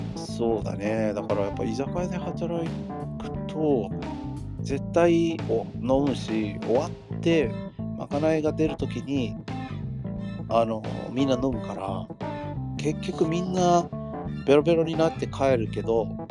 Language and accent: Japanese; Los Angeles, California, United States; moved away as an adult; now in Japan; 僕らアメリカ人